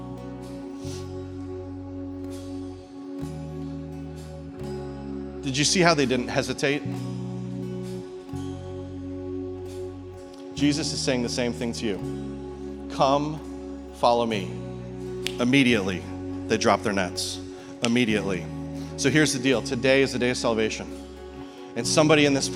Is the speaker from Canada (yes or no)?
yes; Canada; now in Peoria, United States; I'm from Canada originally, but I'm a Peorian now.